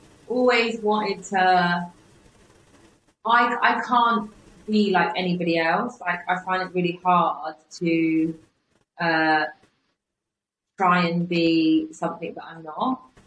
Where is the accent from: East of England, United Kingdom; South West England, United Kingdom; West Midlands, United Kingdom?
South West England, United Kingdom; Bristol; accent: Bristol; I'm from Bristol, but I don't have to say that anymore, because my college teacher said to me